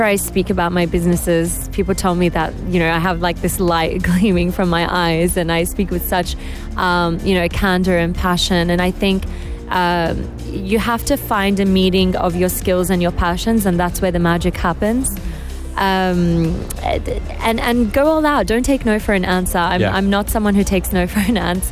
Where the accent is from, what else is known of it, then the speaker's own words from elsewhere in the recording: Australia; moved away as an adult; now in Dubai, United Arab Emirates; I was born and raised in Australia. I'm Lebanese Australian. I lived there my whole life